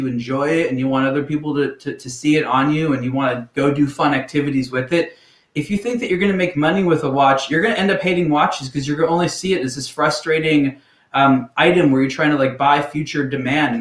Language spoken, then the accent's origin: English; Los Angeles, California, United States; also born or lived in San Francisco; I grew up very close to where I'm living right now in Los Angeles.